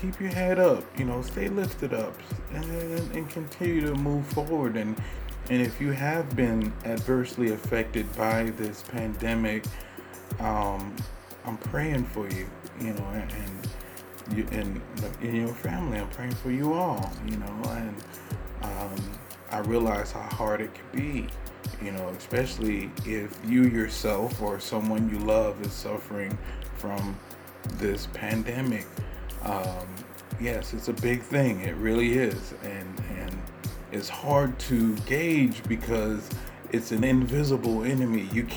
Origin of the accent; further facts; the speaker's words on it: United States; I'm an American living in the United States